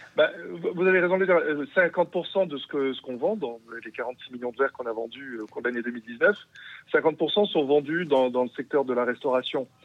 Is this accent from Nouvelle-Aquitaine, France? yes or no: yes; Bordeaux, Nouvelle-Aquitaine, France; also born or lived in Perpignan; now in Hauts-de-France, France; je suis d'origine de Bordeaux